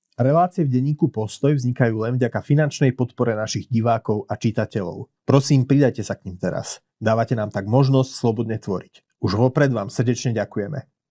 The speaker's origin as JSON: {"language": "Slovak", "country": "Slovakia", "said": "ako Slovák"}